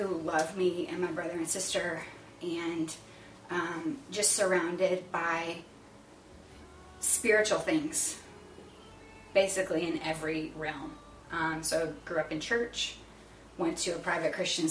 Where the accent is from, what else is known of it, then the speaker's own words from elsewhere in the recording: Florissant, Missouri, United States; also born or lived in Texas; I am from St. Louis. I was born here and lived here in Florissant actually all my life until right after college